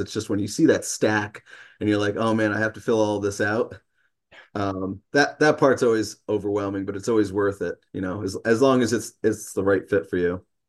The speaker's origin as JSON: {"language": "English", "town": "New York City", "region": "New York", "country": "United States", "moved": "yes", "lives_now": "Peterborough, United States", "said": "I'm originally from New York City"}